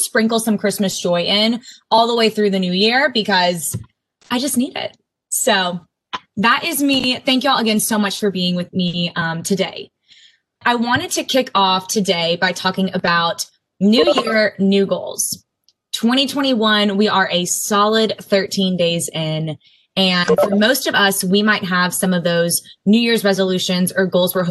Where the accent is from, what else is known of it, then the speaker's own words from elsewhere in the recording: Austin, Texas, United States; moved away as an adult; now in Winston-Salem, United States; I am a Texas native. I grew up in Austin.